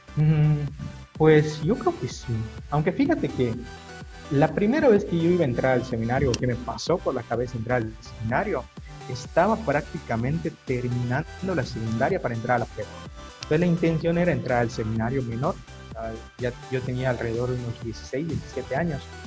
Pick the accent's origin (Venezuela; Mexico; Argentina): Mexico; Mérida, Yucatán; also born or lived in a town on the road to Valladolid, Yucatán; yo soy originario de, este, un pueblo allí por camino a, Valladolid, se llama Sanacat, pero pues prácticamente toda mi vida viví aquí en Mérida, desde que era muy, muy, este, muy pequeño